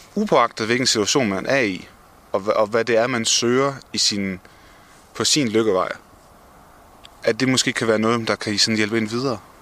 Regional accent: Denmark; som danskere

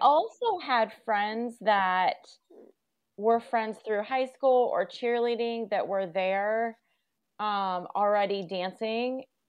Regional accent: Newark, United States; moved away as an adult; also born or lived in Boston / Los Angeles; we grew up in Newark and it was very small town. I looked it up, fifty thousand people

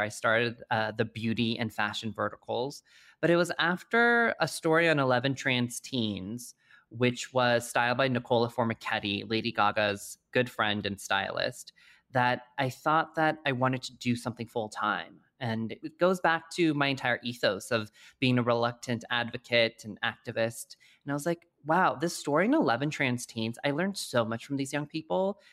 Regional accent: Colorado Springs, Colorado, United States; moved away; also born or lived in New York City; I grew up in Colorado Springs, Colorado, as the lone Asian kid

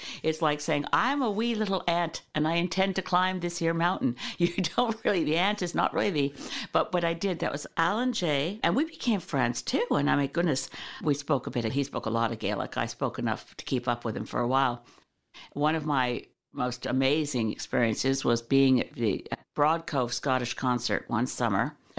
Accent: Canada; This is a wonderful thing about being Canadian

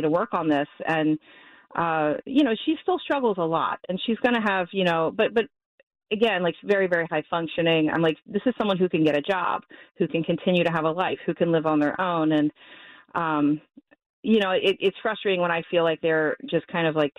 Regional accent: Quarryville, Pennsylvania, United States; also born or lived in Lancaster County, Pennsylvania; now in Bucks County, United States; I grew up in Brian Cutler's district, actually, in Quarryville, Pennsylvania

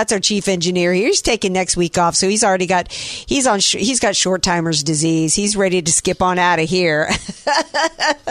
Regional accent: the South, United States; now in San Diego, United States; when we had dogs growing up in the South

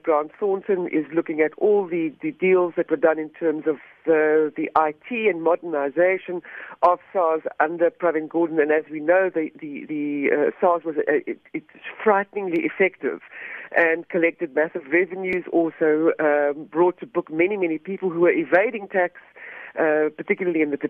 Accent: South Africa; We as the South African public, as the citizens of South Africa, of a free democratic country

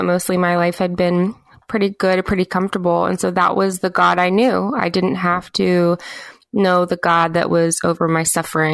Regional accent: the South, United States; where I live in the South and where I grew up in the South

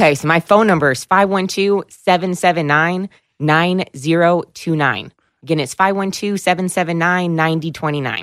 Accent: Williamson County, Texas, United States; I've been born and raised in Williamson County

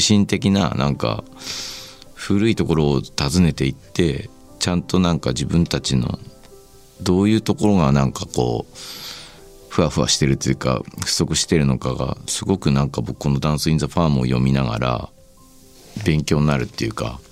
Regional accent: Shizuoka, Japan; 僕静岡出身なんですけど

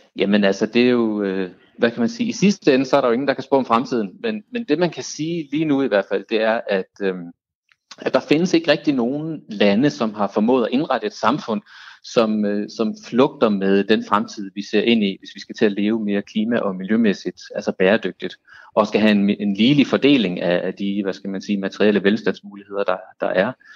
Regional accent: Denmark; vi som danskere

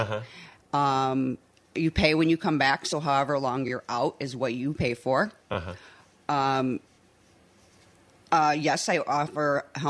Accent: Chicago, Illinois, United States; moved away as an adult; now in South Haven, United States; I'm originally from Chicago, but I've been in South Haven for about 20 years.

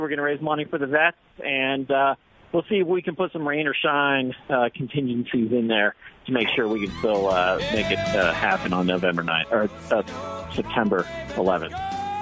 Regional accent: New Jersey, United States; accent: East Coast; now in Colorado, United States; originally from New Jersey

